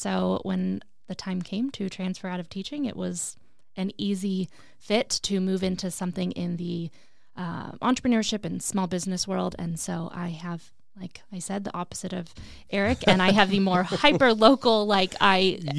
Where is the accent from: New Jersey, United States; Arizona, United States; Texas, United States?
Arizona, United States; I am a hyper local girl when it comes to entrepreneurship. I grew up in the West Valley.